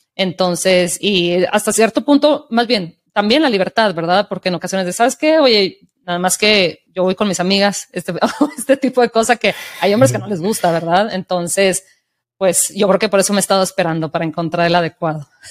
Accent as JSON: {"language": "Spanish", "country": "Mexico", "tie": "born or raised there", "said": "desde mi experiencia como mexicana y de la ciudad donde crecí"}